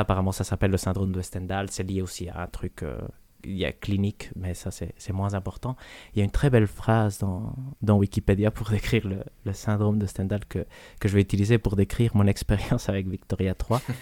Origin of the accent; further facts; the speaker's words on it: Belgium; on est belge